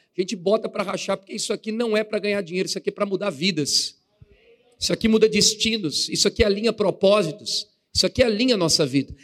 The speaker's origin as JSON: {"language": "Portuguese", "region": "São Paulo", "country": "Brazil", "moved": "as an adult", "lives_now": "Assis, Brazil", "said": "sou da cidade de Assis, na verdade sou da capital São Paulo. Estou fazendo a obra de Deus em Assis, fui enviado para lá"}